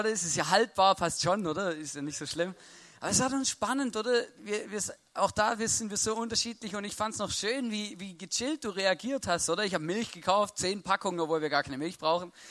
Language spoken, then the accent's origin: German; Baden-Württemberg, Germany; und ich bin Schwabe und, und Deutsch und auf eine Weise erzogen worden